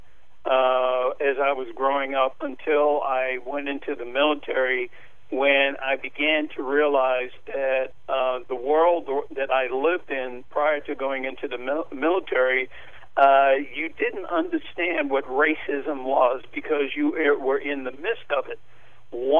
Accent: New York, United States; I was born and raised in Spanish Harlem

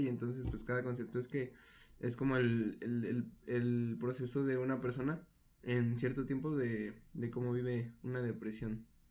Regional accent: Mexico; nosotros como mexicanos

